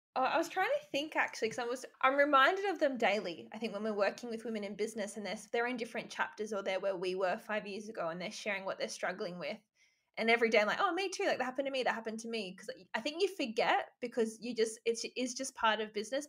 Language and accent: English; Albury, New South Wales, Australia; moved away as an adult; also born or lived in Gold Coast; I'm from Albury, which isn't really, it's a small town, but it's not actually that small, but everyone knows everyone. And so I, I lived there until I was 18, then moved to the Gold Coast